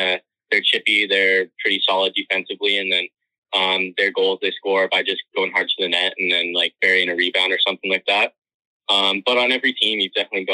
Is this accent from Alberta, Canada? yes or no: yes; Calgary, Alberta, Canada; I'm from Calgary